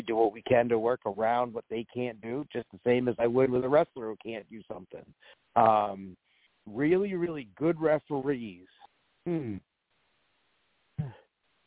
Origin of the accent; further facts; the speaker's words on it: Maine, United States; We're from Maine